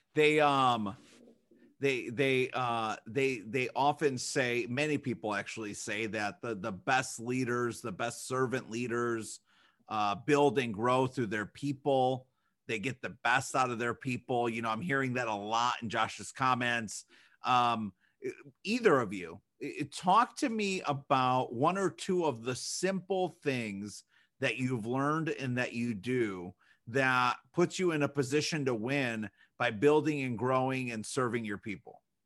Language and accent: English; Chicago, Illinois, United States; now in Michigan, United States; we grew up in Chicago